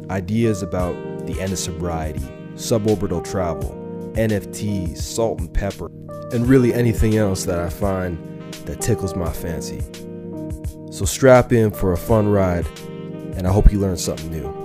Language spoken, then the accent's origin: English; Canada; I'm a Canuck. I'm a Canadian because I can skate on the ice.